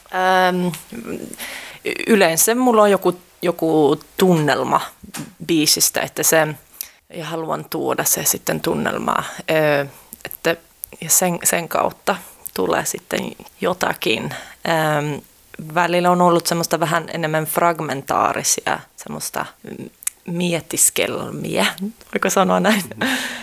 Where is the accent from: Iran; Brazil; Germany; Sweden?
Sweden; mä oon syntynyt Ruotsissa